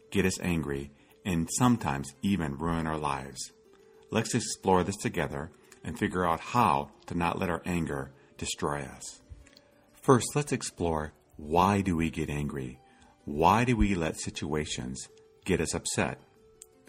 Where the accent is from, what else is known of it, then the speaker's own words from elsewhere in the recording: Iowa, United States; As a child, I grew up in Iowa